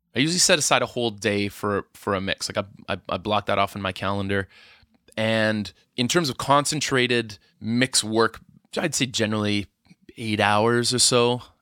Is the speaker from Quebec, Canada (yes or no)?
no; Edmonton, Alberta, Canada; moved away; I'm from Edmonton originally